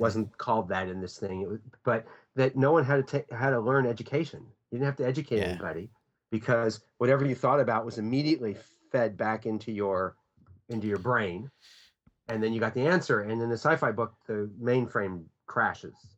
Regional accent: United States; I'm an American

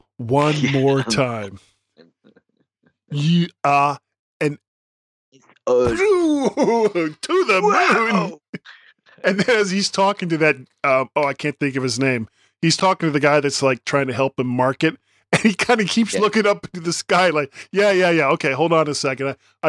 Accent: the South, United States; I'm from the South. I'm a product of the South. Even though my parents were from the North, I am a product of my environment. I grew up in the South.

